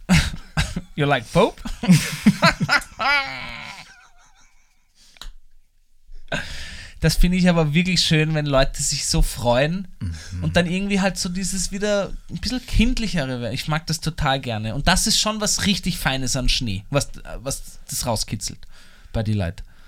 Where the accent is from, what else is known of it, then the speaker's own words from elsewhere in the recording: Vienna, Austria; ich zum Beispiel als Wiener